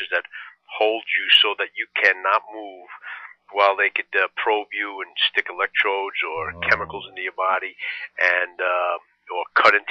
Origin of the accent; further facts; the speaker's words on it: New Jersey, United States; moved away; also born or lived in Brooklyn, New York; I was originally from Brooklyn. And grew up a lot, most of my time in Jersey